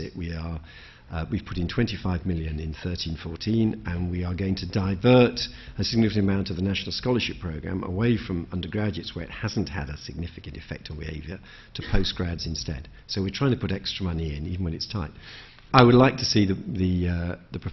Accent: Birmingham, West Midlands, United Kingdom; I come from Birmingham

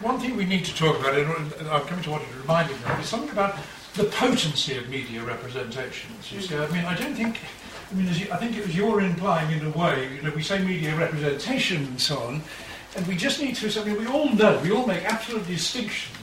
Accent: Liverpool, North West England, United Kingdom; I was brought up in Liverpool in a lower middle class family

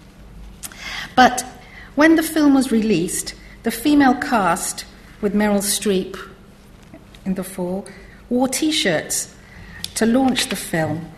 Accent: Trinidad & Tobago; moved away as an adult; now in United Kingdom; ever since I came to Britain in the 1970s as a young woman from Trinidad.

